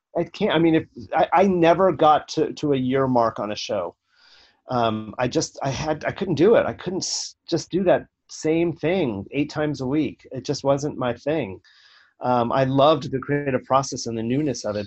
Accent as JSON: {"language": "English", "town": "Los Angeles", "region": "California", "country": "United States", "tie": "born or raised there", "said": "I grew up in the San Fernando Valley uh, of Los Angeles in Northridge, and uh, my formative years were there."}